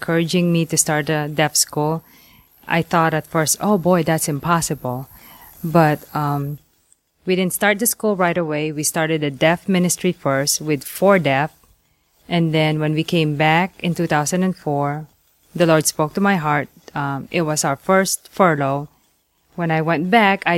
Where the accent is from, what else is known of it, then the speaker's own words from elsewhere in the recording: Angeles City, Central Luzon, Philippines; also born or lived in Manila, Philippines; I was born in Manila, Philippines, and I grew up in Angeles City, about 2.5 hours north of Manila.